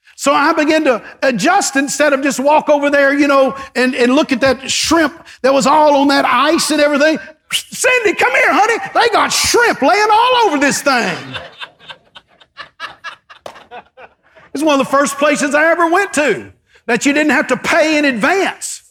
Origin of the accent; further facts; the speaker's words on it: East Texas, United States; I grew up in East Texas with, with five, with four brothers